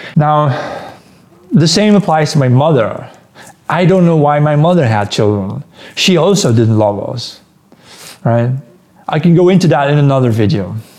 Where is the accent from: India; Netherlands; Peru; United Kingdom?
Netherlands; also born or lived in Antwerp, Belgium; I'm Dutch, but uh, I was born in the Netherlands, and then when I was one day old, they moved me to Belgium, where I lived, the, spent the first three years of my life there near Antwerp